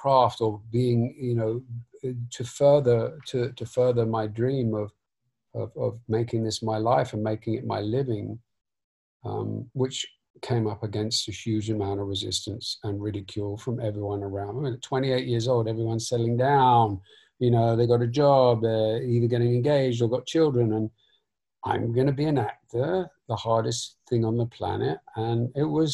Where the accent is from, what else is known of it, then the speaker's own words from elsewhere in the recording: London, United Kingdom; I was raised in North London